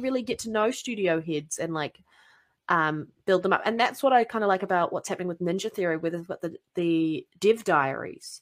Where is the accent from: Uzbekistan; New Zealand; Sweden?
New Zealand; accent: New Zealand; my accent because Australian and New Zealanders have very similar accents